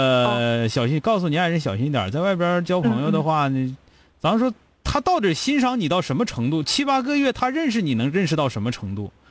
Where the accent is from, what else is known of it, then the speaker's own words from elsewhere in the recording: Changchun, Jilin, China; 因为我是长春人